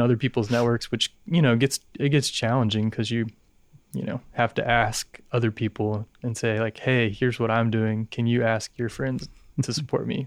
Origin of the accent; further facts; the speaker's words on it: Dallas, Texas, United States; born and raised in Dallas